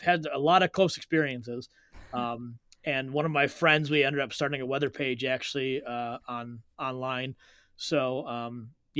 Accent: South Lyon, Michigan, United States; I grew up in South Lyon

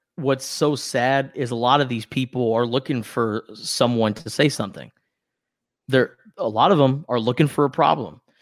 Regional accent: West Coast, United States; we grew up on the West Coast

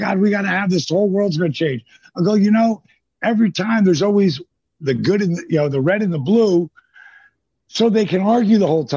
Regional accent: New Jersey, United States; I'm from New Jersey.

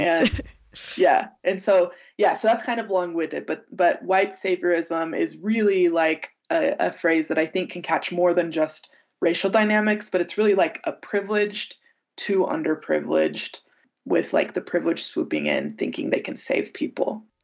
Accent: United States; as an American and as a Westerner

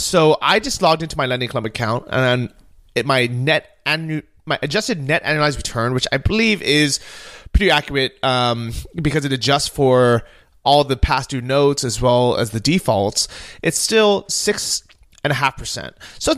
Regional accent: Southern California, United States; moved away; because we grew up in Southern California

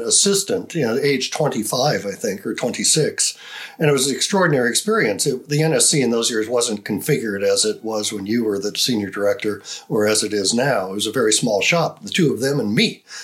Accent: United States; as an American

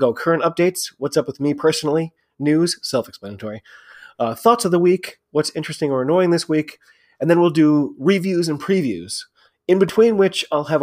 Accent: United States; I'm an American rugby fan

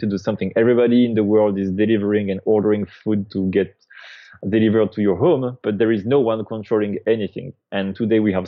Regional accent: France; moved away as an adult; also born or lived in San Francisco, United States; now in United States; I'm originally from France

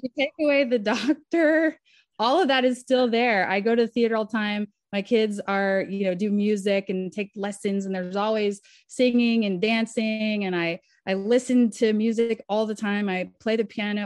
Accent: Southern Kentucky, United States; moved away as an adult; now in Nashville, United States; I was raised in Southern Kentucky, and Nashville was the nearest big city.

